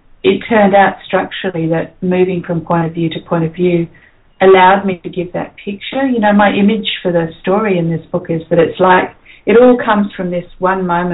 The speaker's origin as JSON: {"language": "English", "town": "Perth", "region": "Western Australia", "country": "Australia", "tie": "born or raised there", "said": "growing up in Perth"}